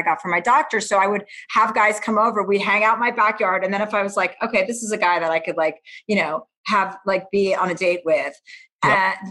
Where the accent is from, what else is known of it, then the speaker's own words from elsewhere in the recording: New Jersey, United States; moved away; I grew up in suburbia in New Jersey.